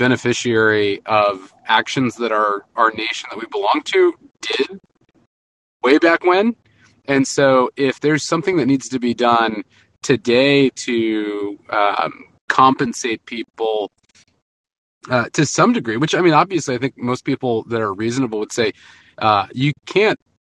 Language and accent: English; Texas, United States; now in Houston, United States; a Texan